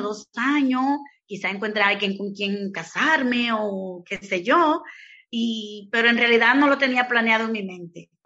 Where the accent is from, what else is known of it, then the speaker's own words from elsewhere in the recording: Dominican Republic; moved away as an adult; also born or lived in Santo Domingo; now in Spain; allá en mi país, en República Dominicana